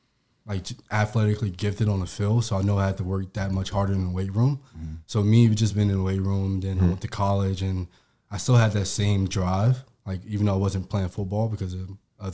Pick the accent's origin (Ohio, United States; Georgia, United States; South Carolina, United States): Georgia, United States; I'm from Georgia. I'm a powerlifter.